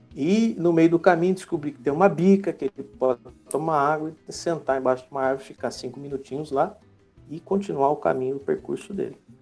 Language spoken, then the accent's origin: Portuguese; Rio Claro, São Paulo, Brazil; moved away as an adult; now in Itatiba, Brazil; eu sou de Rio Claro, né, interior de São Paulo, moro atualmente em Itatiba